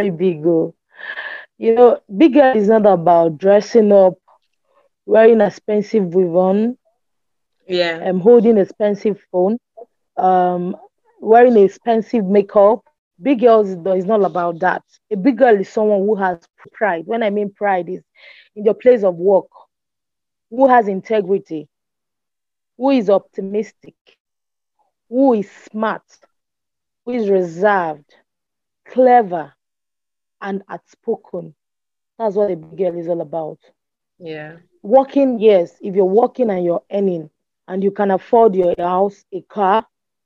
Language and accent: English; Onitsha, Anambra, Nigeria; I'm from Anambra State, Onitsha, Onitsha local government.